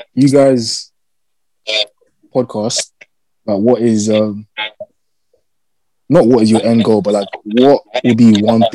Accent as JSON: {"language": "English", "region": "London", "country": "United Kingdom", "tie": "born or raised there", "also_born_or_lived": "Essex", "said": "I was born in Hackney"}